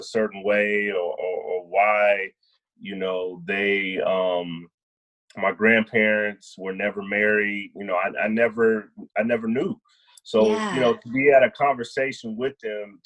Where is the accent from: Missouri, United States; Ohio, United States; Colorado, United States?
Colorado, United States; Denver; now in Austin, United States; I was actually born and raised in Denver, Colorado